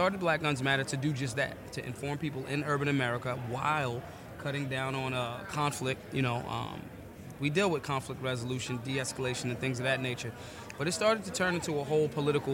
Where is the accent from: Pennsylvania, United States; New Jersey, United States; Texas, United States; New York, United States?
Pennsylvania, United States; Philadelphia; I'm from North Philly